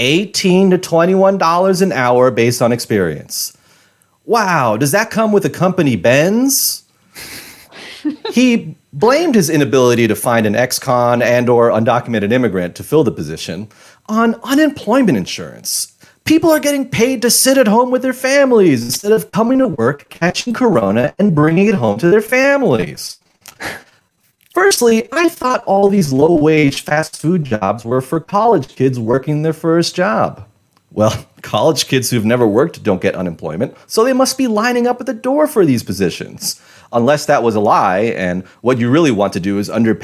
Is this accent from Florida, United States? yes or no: no; New York City, New York, United States; I'm from Queens